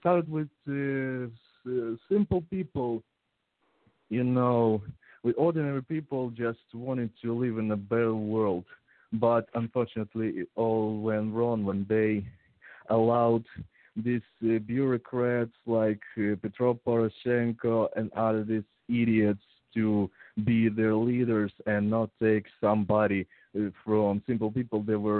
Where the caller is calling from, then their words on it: Ukraine; English is a second language; I'm actually calling from Ukraine via Google.